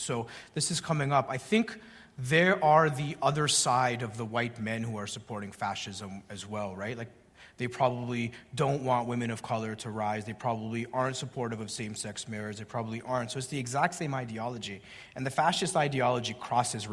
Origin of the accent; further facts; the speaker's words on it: Canada; the welfare state where I grew up in Canada